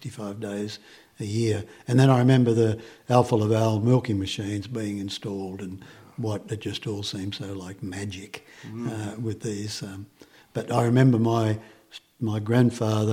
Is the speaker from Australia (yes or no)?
yes; Australia; I was born in 1950, less than a year after they arrived in Australia.